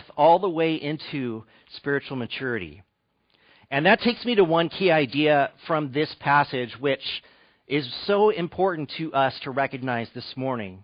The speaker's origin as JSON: {"language": "English", "town": "Fresno", "region": "California", "country": "United States", "tie": "born or raised there", "also_born_or_lived": "Malibu / Arlington, Virginia / East Bay", "moved": "as an adult", "said": "my dad has been an elder for more than 30 years at the church that I grew up in Fresno."}